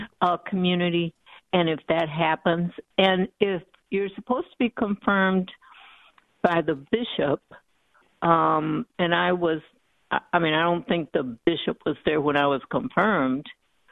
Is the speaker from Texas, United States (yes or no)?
yes; Texas, United States; now in Coconut Creek, United States; I'm Hispanic. I was born in Texas.